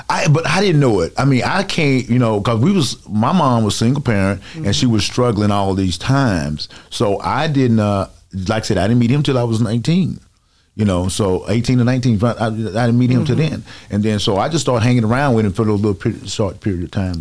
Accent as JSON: {"language": "English", "town": "Dallas", "region": "Texas", "country": "United States", "tie": "born or raised there", "said": "I'm born and raised in Dallas, Texas, Oak Cliff."}